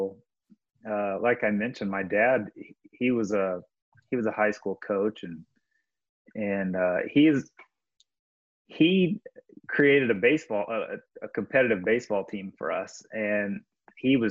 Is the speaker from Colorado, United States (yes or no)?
no; Warrensburg, Missouri, United States; I grew up in Warrensburg, Missouri